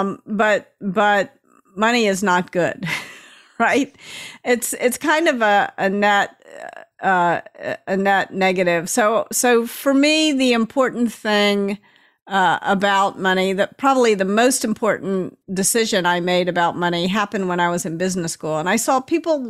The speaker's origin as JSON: {"language": "English", "town": "Memphis", "region": "Tennessee", "country": "United States", "tie": "born or raised there", "moved": "yes", "lives_now": "California, United States", "said": "I grew up in Memphis and I live in California"}